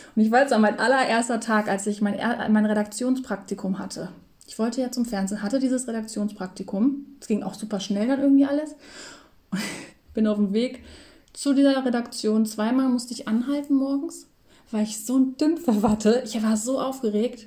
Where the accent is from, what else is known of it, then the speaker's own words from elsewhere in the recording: Lower Saxony, Germany; moved away; bei uns in Niedersachsen